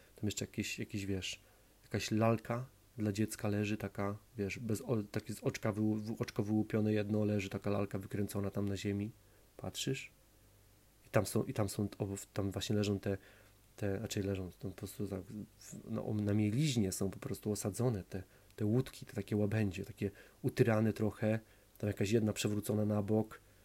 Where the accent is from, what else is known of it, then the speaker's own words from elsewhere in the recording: Poland; moved away; also born or lived in High Wycombe, England; ja jestem z Duńskiej Woli. Z Duńska Wola to jest małe, małe, małe tam miasto, 30, tam 35 tysięcy mieszkańców